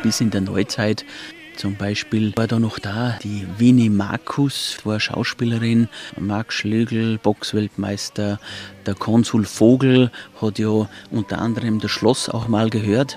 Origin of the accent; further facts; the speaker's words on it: Hintersee, Salzburg, Austria; ich bin zwar in Salzburg geboren, aber ich bin ein gewaschener Hinterseer, also ein Einheimischer und bin hier groß geworden.